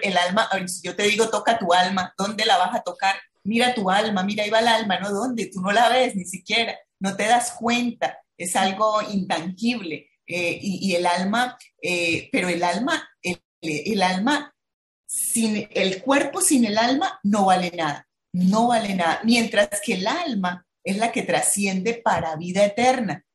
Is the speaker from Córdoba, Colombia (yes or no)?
no; Bucaramanga, Santander, Colombia; now in Barranquilla, Colombia; soy de Bucaramanga